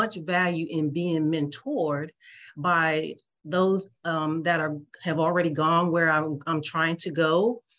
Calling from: Washington, District of Columbia, United States; I am calling from the United States, in particular, the Washington, D.C. Area.

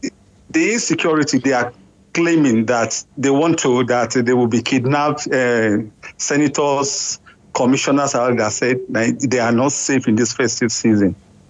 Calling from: Sweden; I'm calling from Sweden.

